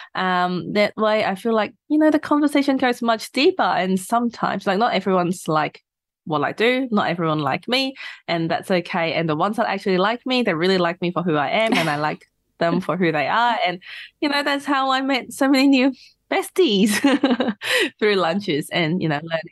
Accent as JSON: {"language": "English", "country": "Hong Kong", "tie": "born or raised there", "moved": "as an adult", "lives_now": "Australia", "said": "I'm from Hong Kong, so I finished high school in Hong Kong and then came to Australia for uni."}